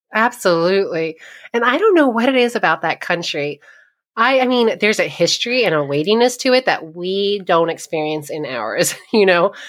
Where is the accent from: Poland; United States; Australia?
United States; New York; moved away as an adult; also born or lived in eastern Pennsylvania / India; now in Ohio, United States; I grew up in New York, and I spent a little bit of time living in eastern Pennsylvania